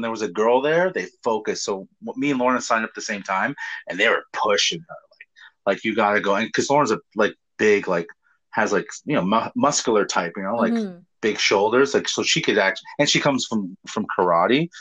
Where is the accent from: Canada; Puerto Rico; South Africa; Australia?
Canada; Hamilton, Ontario; Hamilton, my hometown